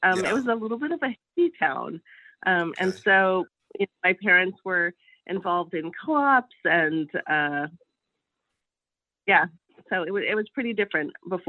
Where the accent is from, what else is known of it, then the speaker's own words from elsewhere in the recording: Palo Alto, California, United States; I grew up in Palo Alto. My parents both went to Stanford and settled there.